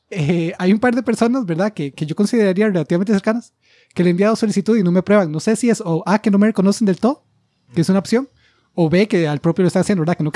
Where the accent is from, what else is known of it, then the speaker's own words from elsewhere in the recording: United States; Spanish is a second language; como yo soy la gringa